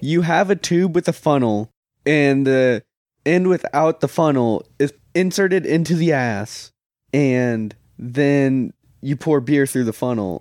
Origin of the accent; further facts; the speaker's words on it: Oklahoma, United States; I'm from Oklahoma